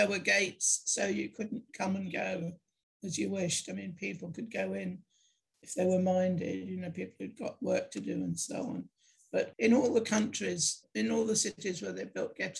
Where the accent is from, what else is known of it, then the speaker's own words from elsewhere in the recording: Budapest, Hungary; moved away; I was born in Budapest in July 1944 to a Hungarian Jewish couple